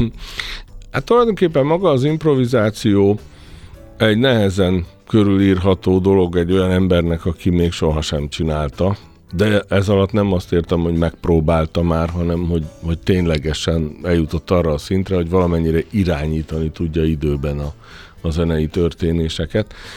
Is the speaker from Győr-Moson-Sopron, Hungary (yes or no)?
yes; Sopron, Győr-Moson-Sopron, Hungary; Soproni vagyok, ott túl sok minden nem volt.